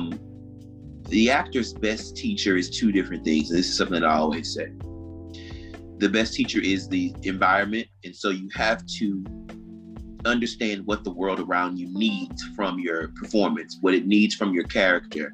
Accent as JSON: {"language": "English", "town": "Baker", "region": "Louisiana", "country": "United States", "tie": "born or raised there", "also_born_or_lived": "New York", "moved": "as an adult", "said": "I'm originally from Louisiana, a place called Baker, Louisiana. It's in between New Orleans and Baton Rouge"}